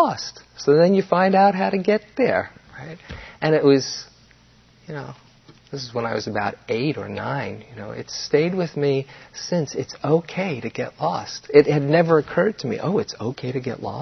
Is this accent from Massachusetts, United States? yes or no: no; New York City, New York, United States; our growing up in New York